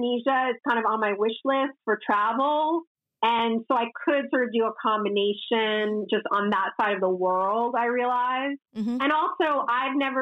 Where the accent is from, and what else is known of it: United States